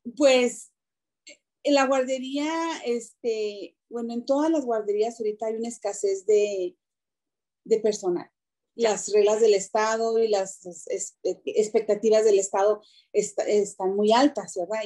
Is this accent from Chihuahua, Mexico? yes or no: yes; Chihuahua, Mexico; moved away as an adult; now in Denver, United States; yo nací en Chihuahua, Chihuahua, de México. Yo llegué en el 97 aquí a Denver